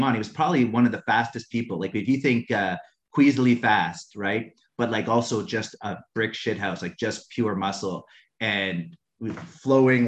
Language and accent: English; Canada; moved away; He works in my hometown in Canada